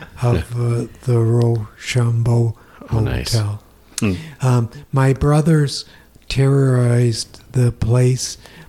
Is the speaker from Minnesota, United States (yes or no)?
yes; Rochester, Minnesota, United States; also born or lived in Fort Dodge, Iowa; We moved to Rochester, Minnesota when I was 7.